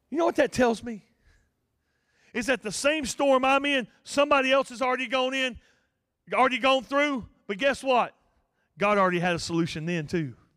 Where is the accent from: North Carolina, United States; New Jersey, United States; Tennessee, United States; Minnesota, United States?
North Carolina, United States; Ophir; I'm from Montgomery County, and, uh, a little place called Ophir, right in the middle of the U R A National Forest. Real tight knit community. Uh, everybody knows everybody, and, uh, I was born and raised there